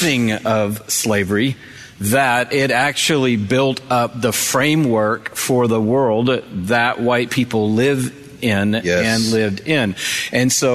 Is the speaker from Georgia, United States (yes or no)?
yes; Atlanta, Georgia, United States; grow up in Atlanta